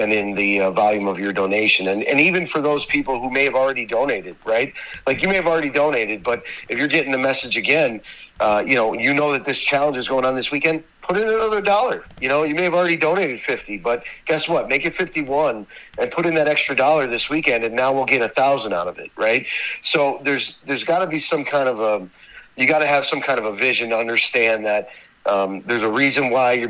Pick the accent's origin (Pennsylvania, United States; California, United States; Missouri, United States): Pennsylvania, United States; Scranton; also born or lived in Cleveland, Ohio; I was born in Cleveland, Ohio. You know, I lived in Cleveland until I was almost three, and then my family moved to Scranton, PA